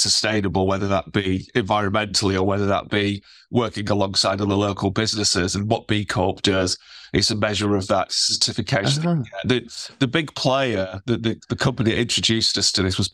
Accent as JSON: {"language": "English", "town": "Sheffield", "region": "Yorkshire and the Humber", "country": "United Kingdom", "tie": "born or raised there", "said": "I was very lucky to obviously grow up in Sheffield, you know, right at the edge of the Peak District"}